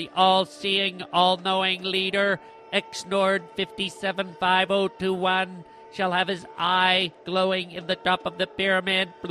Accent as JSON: {"language": "English", "country": "Canada", "said": "I'm from Canada"}